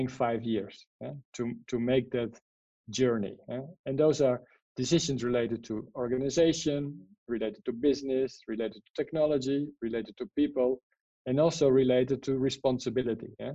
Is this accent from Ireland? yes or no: no; Netherlands; English is a second language; moved away; I'm from the Netherlands, so I'm neither native in Spanish, neither in English.